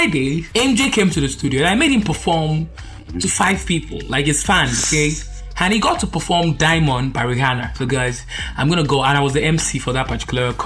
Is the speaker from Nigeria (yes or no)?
yes; Nigeria; I'm Nigerian